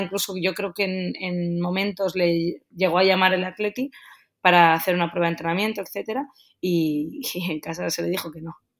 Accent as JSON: {"language": "Spanish", "town": "Getxo", "region": "Basque Country", "country": "Spain", "tie": "born or raised there", "also_born_or_lived": "Bilbao / Madrid / Barcelona / Germany", "moved": "as an adult", "said": "nosotros somos de los alrededores, somos de Guecho. Eh, hemos vivido toda la vida aquí"}